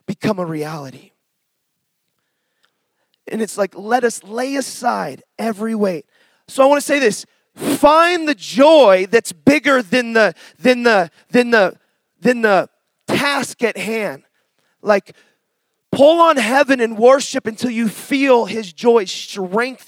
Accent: Seattle, Washington, United States; moved away; I'm from Seattle originally

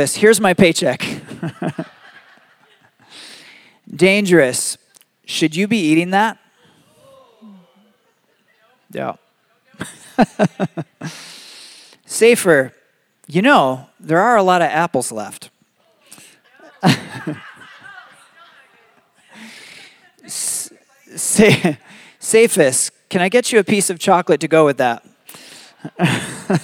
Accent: Michigan, United States; now in Arizona, United States; I grew up in Michigan

